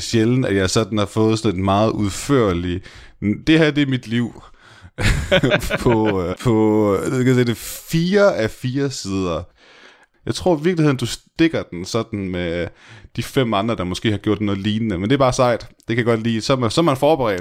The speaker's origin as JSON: {"language": "Danish", "country": "Denmark"}